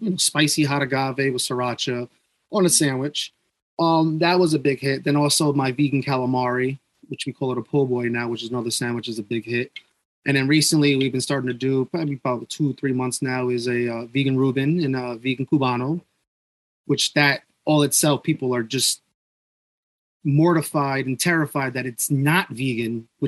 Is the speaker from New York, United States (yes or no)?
yes; New York, United States; I'm from New York